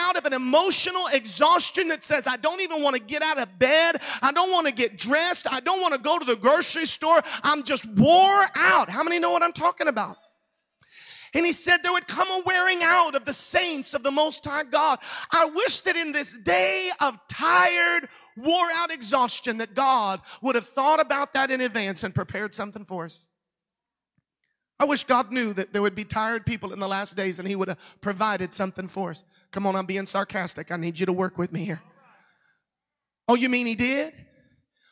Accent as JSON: {"language": "English", "town": "Orlando", "region": "Florida", "country": "United States", "tie": "born or raised there", "said": "I live in Orlando. That's my hometown."}